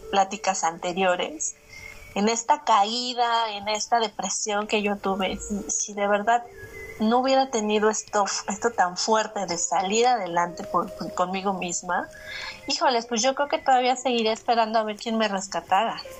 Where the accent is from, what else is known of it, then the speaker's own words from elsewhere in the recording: Mexico; a lo que estamos acostumbrados los mexicanos